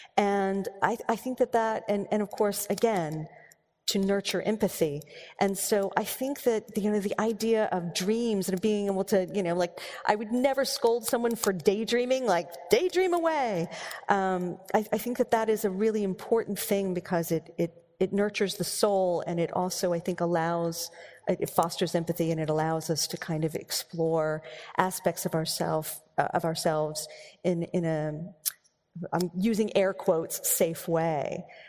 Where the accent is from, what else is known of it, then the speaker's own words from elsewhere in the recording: Texas, United States; I grew up in, I grew up in Texas, and you want to talk about rules.